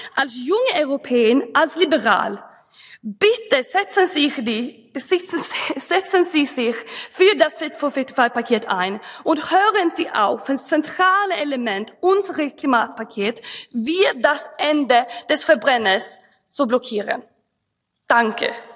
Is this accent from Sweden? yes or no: yes; Sweden; German is a second language; als Schwedin